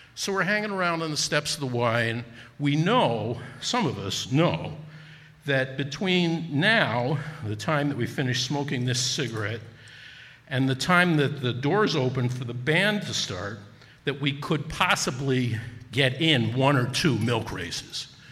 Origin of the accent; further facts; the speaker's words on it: Newark, New Jersey, United States; moved away as an adult; also born or lived in Wisconsin; I'm originally from Newark, New Jersey